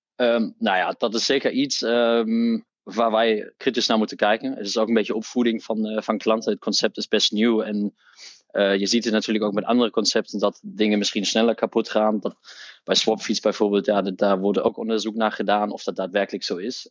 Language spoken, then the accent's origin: Dutch; Hamburg, Germany; Dutch is a second language; moved away as an adult; now in Netherlands; ik ben opgegroeid in Duitsland, in Hamburg, in het noorden van Duitsland.